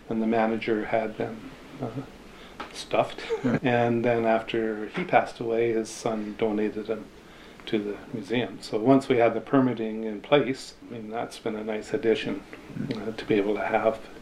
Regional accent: Texada Island, British Columbia, Canada; I grew up here on Texada and I went to school on the island

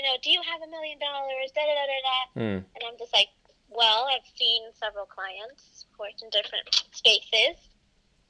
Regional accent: Los Angeles, California, United States; I grew up in Los Angeles

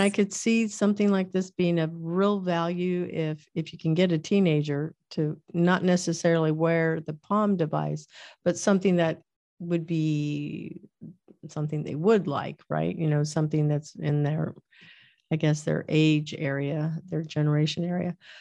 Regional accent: Kansas, United States; I was born in Kansas

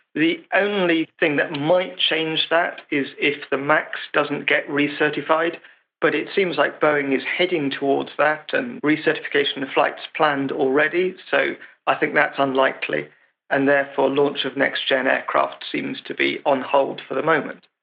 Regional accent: England, United Kingdom; as an Englishman

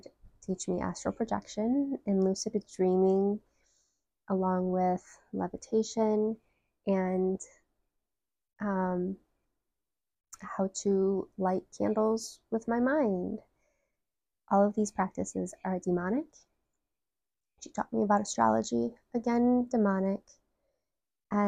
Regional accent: Detroit, Michigan, United States; I am from Metro Detroit, Michigan

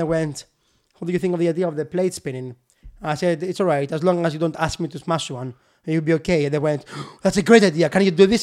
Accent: Kalamata, Peloponnese, Greece; born or raised there; English is a second language; moved away as an adult; also born or lived in Newcastle upon Tyne, United Kingdom; now in United Kingdom

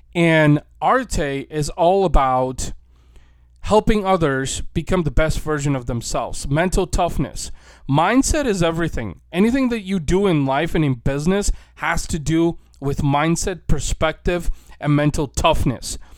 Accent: St. Louis, Missouri, United States; right here in my hometown, Saint Louis, Missouri

